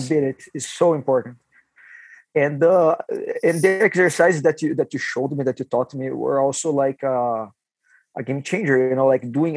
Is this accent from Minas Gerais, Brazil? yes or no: no; Taubaté, São Paulo, Brazil; English is a second language; moved away as an adult; now in Vancouver, Canada; got lucky to start on alliance gym you know in my hometown